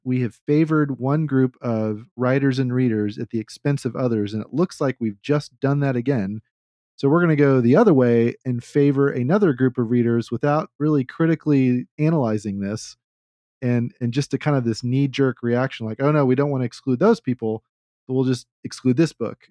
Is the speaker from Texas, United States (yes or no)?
yes; Texas, United States; I'm a Southerner. I'm a Texan. I'm like, what, a fourth or fifth generation Texan